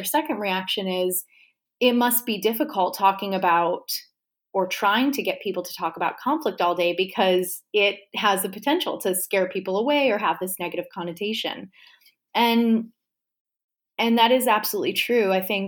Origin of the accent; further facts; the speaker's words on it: New York, United States; now in Richmond, United States; I hail from New York originally. I'm currently living in Richmond, Virginia.